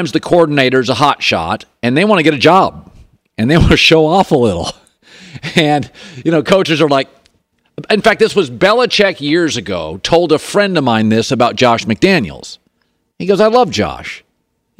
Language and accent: English; the Northwest, Pacific Northwest, United States; I grew up in the Northwest